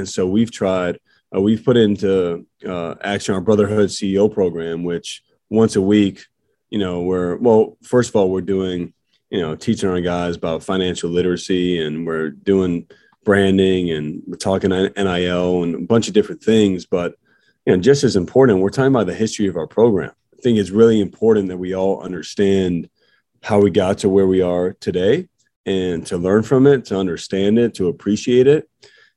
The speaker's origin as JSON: {"language": "English", "region": "Illinois", "country": "United States", "tie": "born or raised there", "said": "where I'm from, Illinois"}